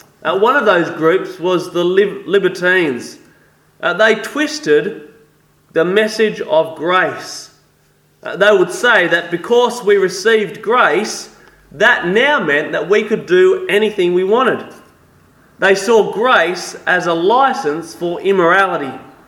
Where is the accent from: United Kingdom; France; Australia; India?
France; English is a second language; Yes, I am French. I was born in regional France, raised in a Catholic home.